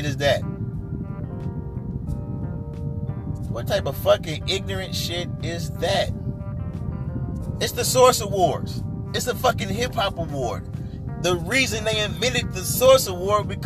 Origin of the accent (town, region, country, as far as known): Midwest, United States